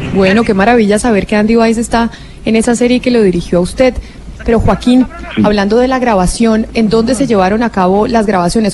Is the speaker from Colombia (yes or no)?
yes; Colombia; aquí nosotros en Colombia.